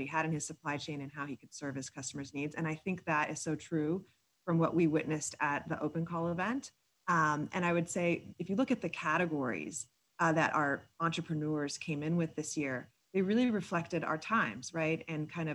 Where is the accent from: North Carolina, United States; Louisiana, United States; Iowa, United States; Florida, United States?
Florida, United States; South; I grew up in South Florida